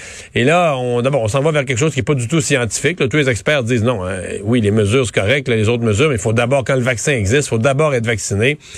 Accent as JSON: {"language": "French", "country": "Canada", "said": "C'était un, moment euh, important pour se recueillir en tant que Canadien, pour réfléchir à la réconciliation."}